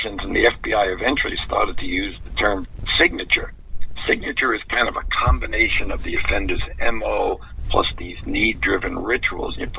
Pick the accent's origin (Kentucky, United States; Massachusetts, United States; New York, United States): New York, United States; New York City; growing up in New York City